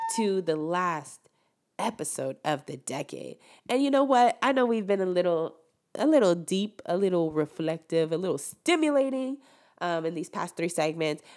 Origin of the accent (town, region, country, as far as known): Rio Grande Valley, Texas, United States; born or raised there; moved away